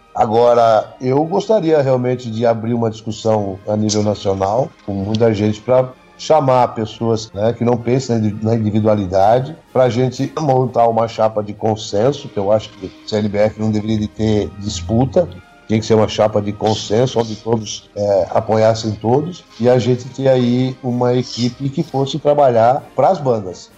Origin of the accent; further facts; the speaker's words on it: Blumenau, Santa Catarina, Brazil; moved away as an adult; now in Jaraguá do Sul, Brazil; até 1984, quando saí de Blumenau, que era minha terra natal